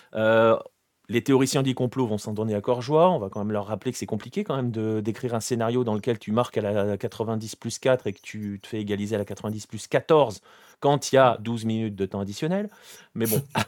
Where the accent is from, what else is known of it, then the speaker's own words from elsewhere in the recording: France; on est français